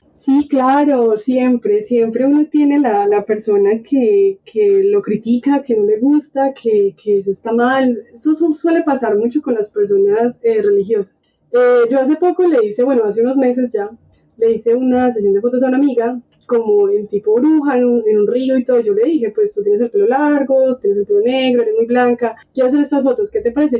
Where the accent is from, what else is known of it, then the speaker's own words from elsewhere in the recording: Colombia; porque somos colombianos